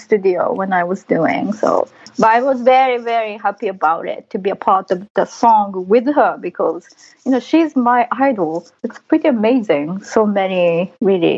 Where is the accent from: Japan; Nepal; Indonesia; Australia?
Japan; first language Japanese; English is a second language; I grew up in Japan, like, I guess that's my first language